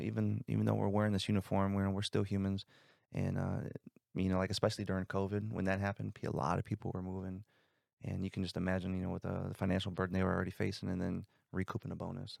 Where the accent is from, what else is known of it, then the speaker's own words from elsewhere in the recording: South Bend, Indiana, United States; I grew up in South Bend, Indiana